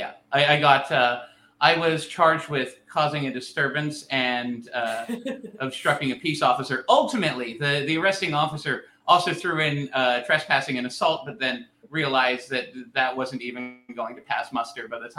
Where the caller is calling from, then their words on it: Edmonton, Alberta, Canada; I'm calling from Edmonton, Alberta.